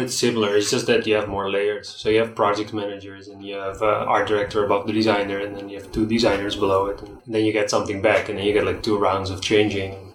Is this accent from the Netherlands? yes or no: yes; Netherlands; moved away as an adult; now in Nicaragua; I'm from the Netherlands. Yeah, I'm about 20 minutes from Amsterdam, 20 minutes from Rotterdam.